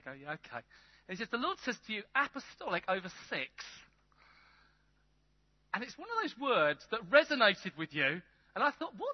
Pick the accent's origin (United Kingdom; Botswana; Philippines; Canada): United Kingdom; England; I'm English, but not that English.